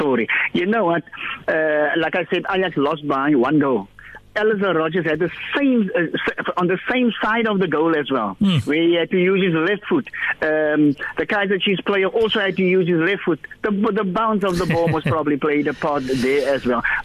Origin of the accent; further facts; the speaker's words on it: Cape Town, Western Cape, South Africa; we grew up in Glenmore, in Athlone